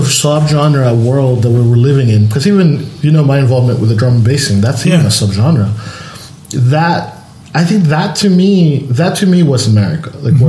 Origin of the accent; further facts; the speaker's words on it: California, United States; now in Germany; Because I'm Latino by blood, but I feel like I always say that I'm Californian because I feel more Californian than anything else.